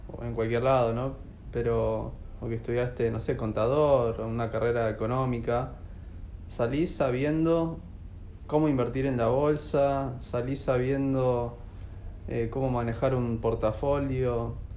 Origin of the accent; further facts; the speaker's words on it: AMBA, Buenos Aires Province, Argentina; Nosotros somos samba, eso seguro